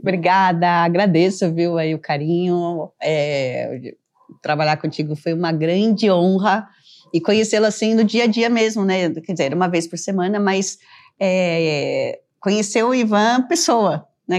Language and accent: Portuguese; Brazil; eu, como brasileira